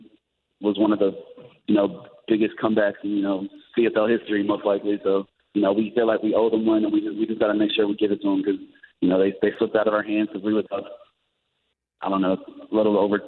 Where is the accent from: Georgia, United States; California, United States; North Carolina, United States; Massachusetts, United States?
Georgia, United States; moved away; I'm from Georgia